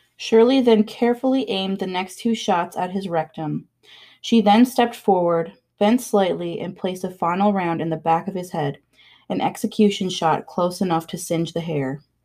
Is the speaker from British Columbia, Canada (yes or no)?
no; Wabush, Newfoundland and Labrador, Canada; I'm from Wabush